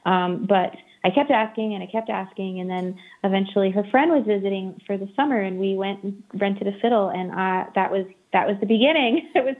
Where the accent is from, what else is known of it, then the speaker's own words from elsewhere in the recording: Maine, United States; I grew up in Maine